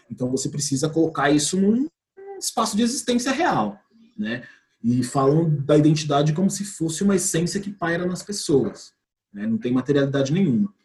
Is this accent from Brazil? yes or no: yes; São Paulo, Brazil; eu sou de São Paulo